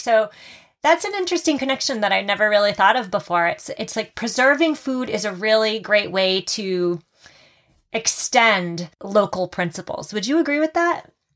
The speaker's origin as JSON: {"language": "English", "region": "Massachusetts", "country": "United States", "said": "my home state of Massachusetts"}